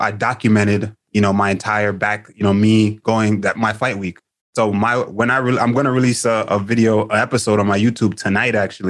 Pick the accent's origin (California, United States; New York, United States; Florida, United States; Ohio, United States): New York, United States; New York City; I grew up in Queens, Jamaica, Queens